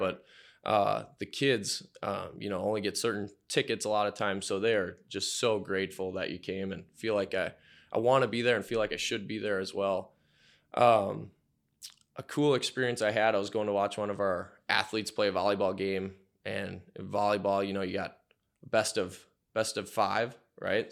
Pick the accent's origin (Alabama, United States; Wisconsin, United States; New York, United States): Wisconsin, United States; Menomonie; grew up there, uh, really liked the small town atmosphere